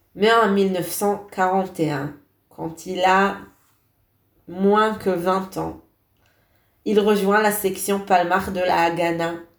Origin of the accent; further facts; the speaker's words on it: Beit Shemesh, Jerusalem District, Israel; j'ai grandi en Israël